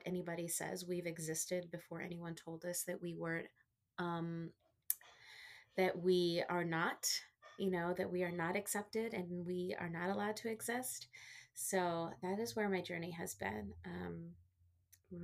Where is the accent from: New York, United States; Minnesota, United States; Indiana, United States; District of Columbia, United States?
District of Columbia, United States; Washington; also born or lived in Texas / South Florida; I was born in Texas. Mm-hmm. So I'm a Texas girl, mm-hmm. But I was raised in the DC area. So I've been here most of my life